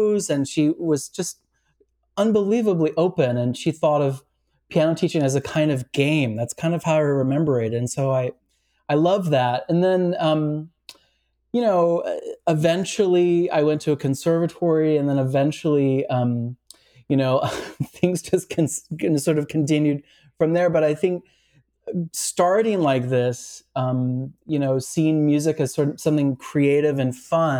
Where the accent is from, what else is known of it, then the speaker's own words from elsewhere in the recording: Santa Rosa, California, United States; growing up in Santa Rosa, California